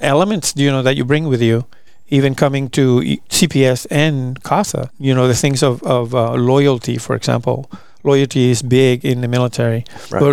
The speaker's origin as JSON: {"language": "English", "country": "Puerto Rico", "also_born_or_lived": "Abilene, Texas / Italy", "moved": "as an adult", "lives_now": "Fort Worth, United States", "said": "I'm originally from Puerto Rico"}